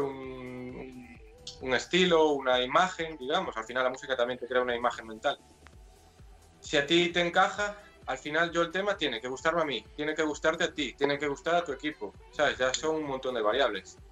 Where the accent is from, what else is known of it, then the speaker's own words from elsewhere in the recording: Vigo, Galicia, Spain; soy de Vigo, nací en Vigo, me crié en Vigo y aquí sigo